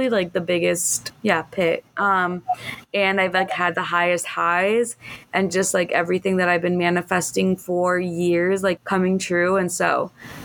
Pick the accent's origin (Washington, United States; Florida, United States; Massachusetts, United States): Florida, United States; Miami; moved away as an adult; also born or lived in Chicago; now in Miami, United States; I was born and raised in Miami in the 305